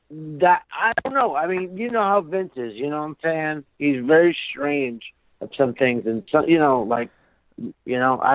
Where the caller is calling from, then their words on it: Miami, Florida, United States; Hey, what's going on? … from Miami.